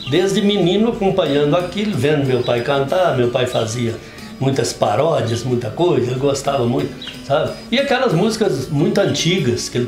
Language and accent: Portuguese; Carmo do Paranaíba, Minas Gerais, Brazil; born there; eu nasci na Fazenda Gordura, que é uma numa serra que fica do outro lado do Campo do Meio.